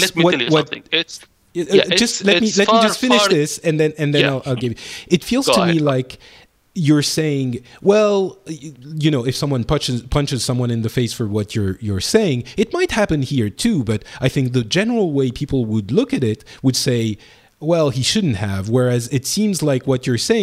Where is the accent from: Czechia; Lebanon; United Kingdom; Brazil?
Lebanon; accent: French; now in France; I come from Lebanon, and I was born in Lebanon